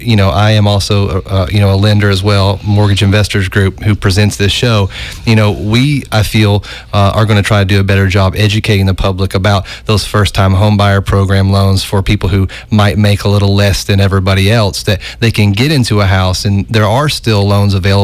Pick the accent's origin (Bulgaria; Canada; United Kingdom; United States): United States; Oak Ridge, Tennessee; I'm from Oak Ridge, and we have a great arts community there